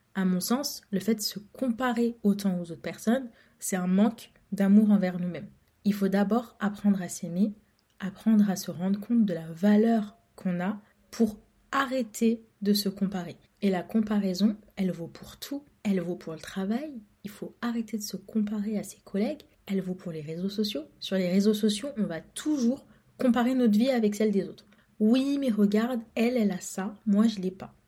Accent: France; je suis née en France, j'ai grandi en France, j'ai tout fait en France.

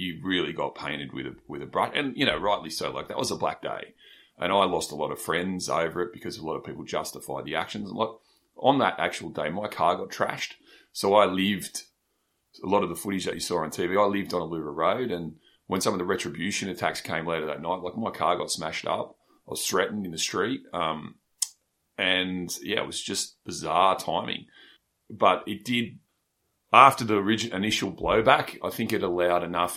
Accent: Sydney, New South Wales, Australia; accent: Shire; I was a bit of a Shire misfit growing up in Menai

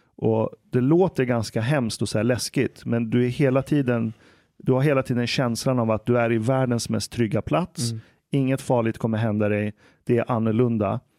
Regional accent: Stockholm, Stockholm County, Sweden; also born or lived in Iran; Jag växte upp här i Stockholm

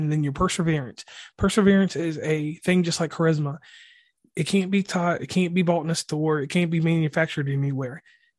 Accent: West Virginia, United States; So once again … from West Virginia and Commonplace.

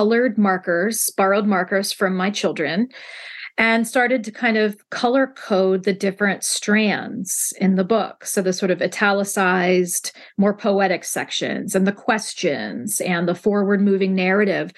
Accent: Central Ohio, United States; I still basically live in my hometown

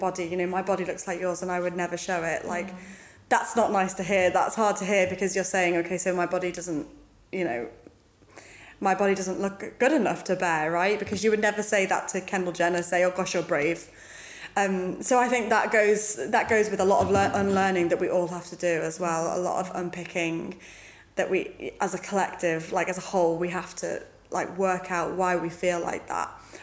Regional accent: United Kingdom; who we are as British people

